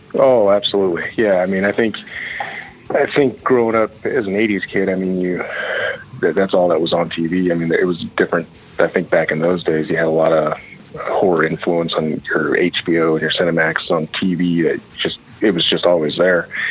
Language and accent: English; Champaign, Illinois, United States; I'm basically Champaign, Illinois, which is right smack dab, kind of in the central east um, of the state.